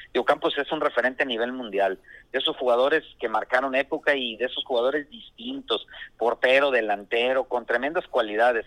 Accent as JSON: {"language": "Spanish", "town": "Tepic", "region": "Nayarit", "country": "Mexico", "tie": "born or raised there", "also_born_or_lived": "Ciudad Lerdo, Durango", "moved": "yes", "said": "Yo soy originario de Tepic Nayarit"}